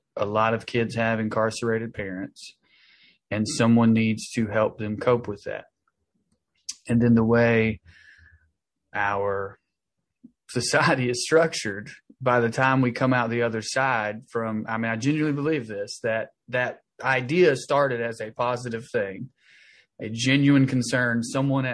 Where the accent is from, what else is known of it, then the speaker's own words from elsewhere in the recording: Tennessee, United States; now in Los Angeles, United States; I live in Los Angeles. I'm from Tennessee, which is where my brother is incarcerated and where I grew up.